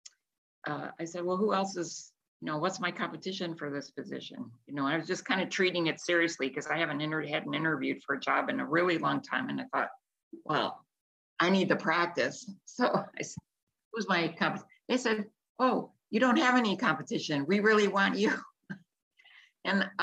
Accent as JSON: {"language": "English", "town": "Chicago", "region": "Illinois", "country": "United States", "tie": "born or raised there", "also_born_or_lived": "Newport Beach, California / Florida", "moved": "yes", "said": "I was born in Chicago, and I studied business at Roosevelt University"}